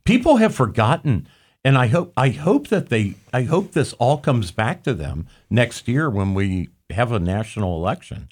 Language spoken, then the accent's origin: English; Hamilton County, Ohio, United States; I grew up in Hamilton County